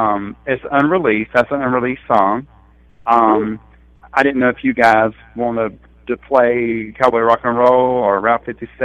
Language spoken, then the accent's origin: English; North Carolina, United States; He's from South Carolina and I'm from North Carolina.